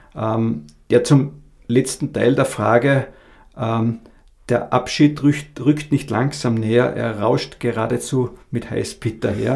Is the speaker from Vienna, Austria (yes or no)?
no; Abtenau, Salzburg, Austria; moved away as an adult; also born or lived in Graz; now in Carinthia, Austria; Ich komme ursprünglich aus Abtenau bei Salzburg